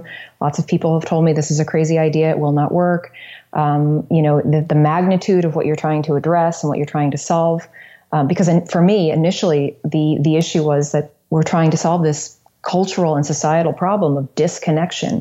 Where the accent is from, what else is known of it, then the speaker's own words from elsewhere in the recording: New Smyrna Beach, Florida, United States; moved away; also born or lived in New York City; in Florida, in my hometown, New Smyrna Beach